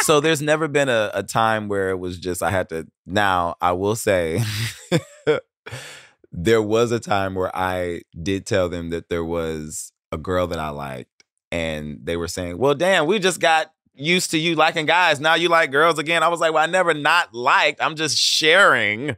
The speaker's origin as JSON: {"language": "English", "town": "Cleveland", "region": "Ohio", "country": "United States", "tie": "born or raised there", "said": "I grew up in Cleveland."}